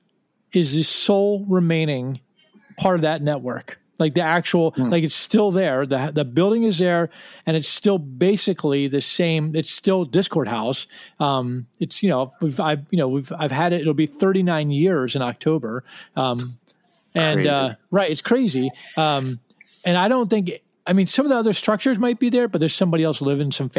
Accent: Washington, District of Columbia, United States; we're from Washington

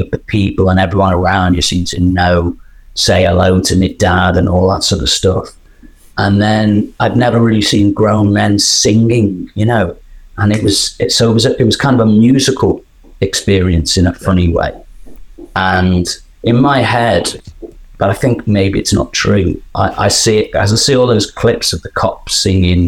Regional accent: Liverpool, North West England, United Kingdom; I'm from Liverpool

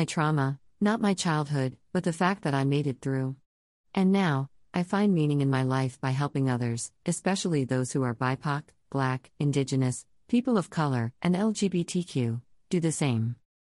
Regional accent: the South, United States; As a Black gay man growing up in the South, it was taboo even to talk about being gay, and it was especially taboo to talk about mental health.

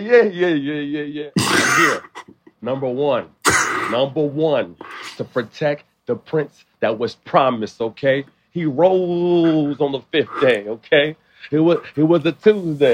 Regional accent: Liberia; I'm not Nigerian, I'm Liberian

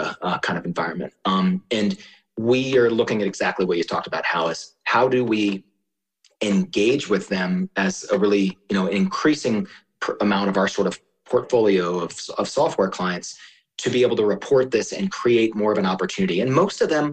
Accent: Maryland, United States; now in Colorado, United States; I grew up in Maryland

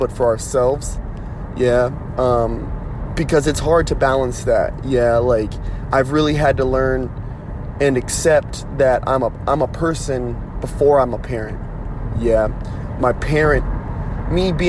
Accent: United States; I am an American through and through, right? Yes, I am Native American

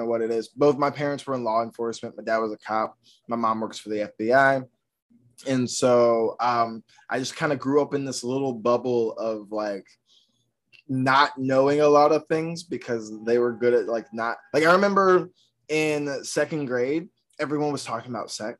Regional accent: outside of Atlanta, Georgia, United States; moved away as an adult; now in New York, United States; I grew up outside of Atlanta

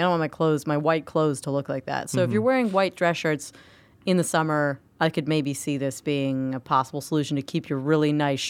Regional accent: Florida, United States; moved away; because I grew up in Florida.

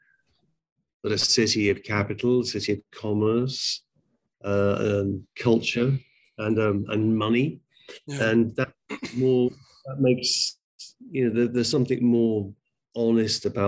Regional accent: England, United Kingdom; I'm from England.

